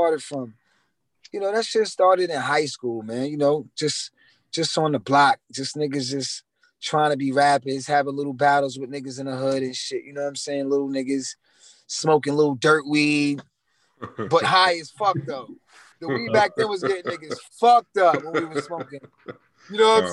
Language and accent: English; New York City, New York, United States; also born or lived in Queens; I'm from Brooklyn, too